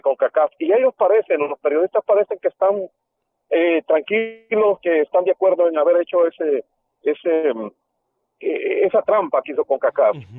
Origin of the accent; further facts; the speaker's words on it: El Salvador; now in Dallas, Texas, United States; soy salvadoreño